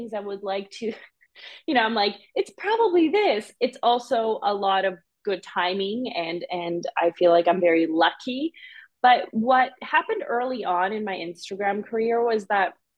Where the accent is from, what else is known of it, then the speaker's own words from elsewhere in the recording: Canada; also born or lived in Serbia / Bosnia; after that war, we immigrated to Canada